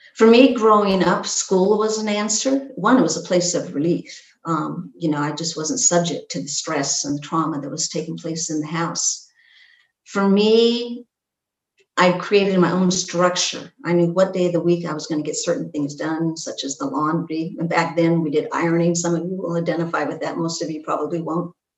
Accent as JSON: {"language": "English", "region": "Pacific Northwest", "country": "United States", "tie": "born or raised there", "said": "I grew up in the Pacific Northwest in this small logging town"}